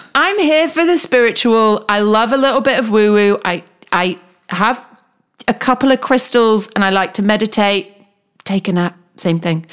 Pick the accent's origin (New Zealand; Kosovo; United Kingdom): United Kingdom; as a British person